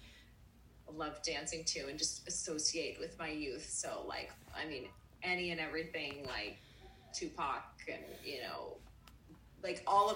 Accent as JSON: {"language": "English", "town": "Pittsburgh", "region": "Pennsylvania", "country": "United States", "moved": "yes", "lives_now": "Florida, United States", "said": "I'm from Pittsburgh originally"}